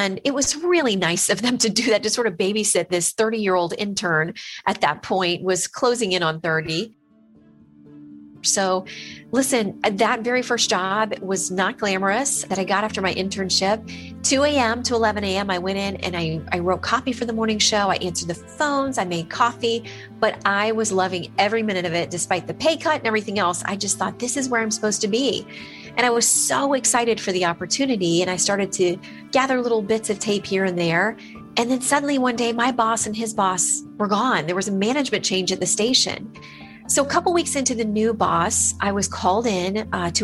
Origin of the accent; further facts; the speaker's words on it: Florida, United States; my home state of Florida